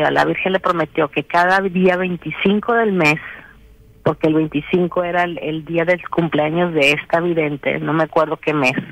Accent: Mexico; como nosotros somos, somos habemos, mexicanos creyentes y habemos mexicanos que no.

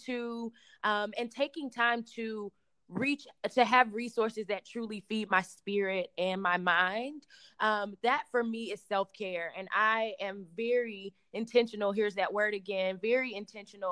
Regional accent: St. Louis, Missouri, United States; moved away; I'm originally from St. Louis

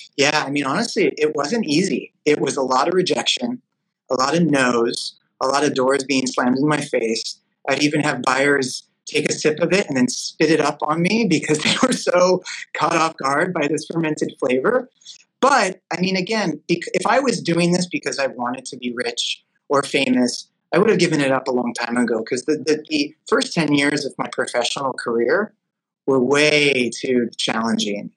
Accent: Los Angeles, California, United States; growing up in Los Angeles

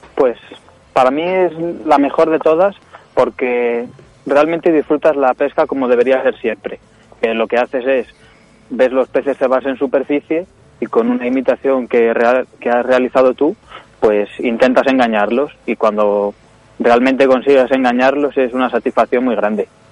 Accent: Ávila, Castile and León, Spain; yo nací en Ávila, eh, y tengo 17 años

